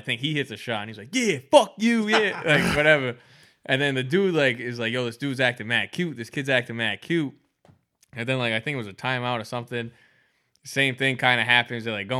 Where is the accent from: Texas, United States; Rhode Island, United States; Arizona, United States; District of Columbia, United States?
Rhode Island, United States; Providence; He's not my own kind. He's from Detroit. I'm from Providence.